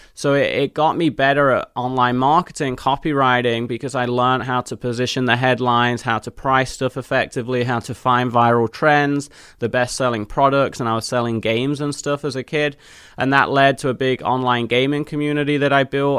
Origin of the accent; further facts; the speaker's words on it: Leicester, East Midlands, United Kingdom; moved away as an adult; also born or lived in Nottingham; now in United States; In the middle of England, where I was born in Leicester